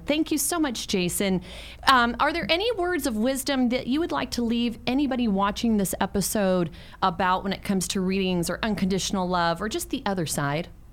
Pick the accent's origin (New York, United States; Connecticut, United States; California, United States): California, United States; San Francisco; also born or lived in Mexico; San Francisco where I grew up